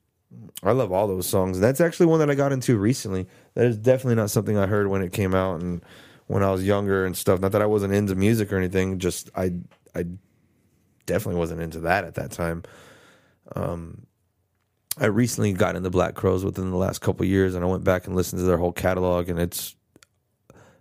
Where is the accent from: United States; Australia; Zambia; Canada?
United States; Texas; we're from Texas